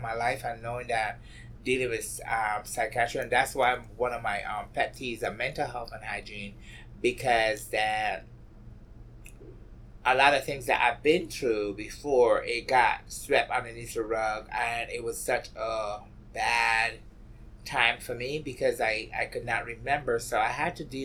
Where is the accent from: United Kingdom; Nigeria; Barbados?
Barbados; moved away as an adult; now in New York, United States; Growing up in Barbados, you had to fight.